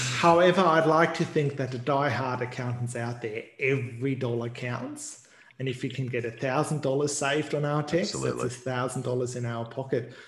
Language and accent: English; Queensland, Australia; I, don't want to boast being a Queenslander again